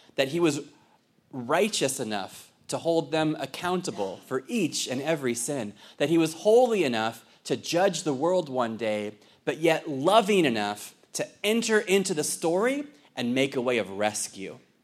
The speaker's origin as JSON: {"language": "English", "town": "Fallbrook", "region": "California", "country": "United States", "moved": "yes", "lives_now": "Ireland", "said": "I'm originally from Fallbrook"}